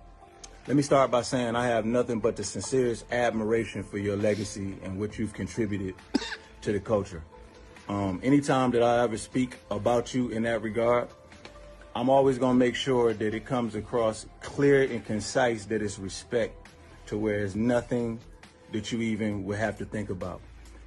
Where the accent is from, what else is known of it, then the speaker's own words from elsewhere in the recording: Detroit, Michigan, United States; I come from Detroit.